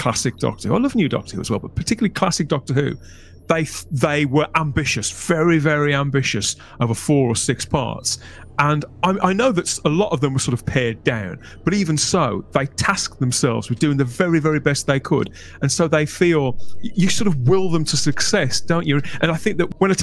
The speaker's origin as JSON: {"language": "English", "country": "United Kingdom", "said": "as British fans, when particularly when we were younger, you know, growing up in the 80s"}